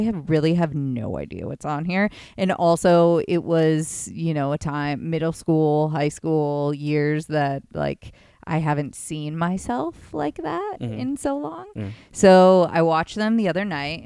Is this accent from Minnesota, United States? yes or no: no; Grand Rapids, Michigan, United States; also born or lived in Zeeland, Michigan; I was originally from Grand Rapids